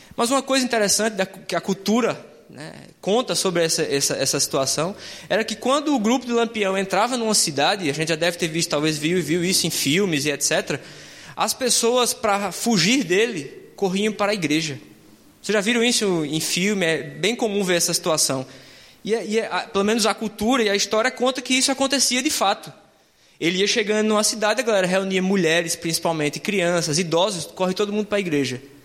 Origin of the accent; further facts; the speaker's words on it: Northeast Region, Brazil; moved away; Isso é mais uma coisa lá da minha terra do que aqui